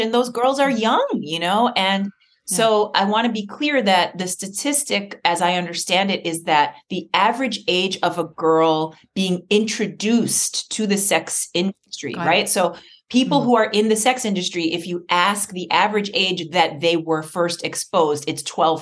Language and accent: English; New York City, New York, United States; I grew up in New York City.